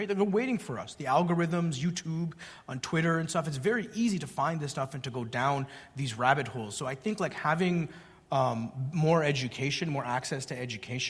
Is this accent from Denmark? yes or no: no; Canada; the welfare state where I grew up in Canada